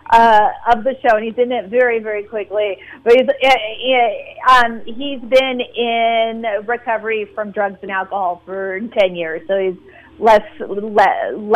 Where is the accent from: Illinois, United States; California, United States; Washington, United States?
California, United States; Alameda; it means a lot because it is in my hometown. I'm fifth generation Alamedian